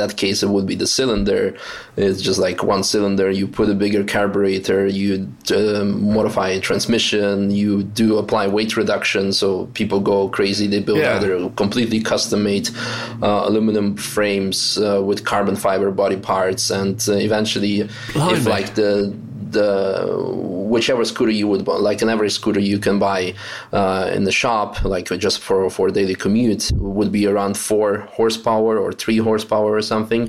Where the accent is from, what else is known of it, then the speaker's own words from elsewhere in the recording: Netherlands; also born or lived in Russia; I was born in Russia, and then my parents got divorced. My mom remarried a Dutch guy, and I eventually ended up moving with her to the Netherlands. And so from the age of 11, I kind of grew up in the Netherlands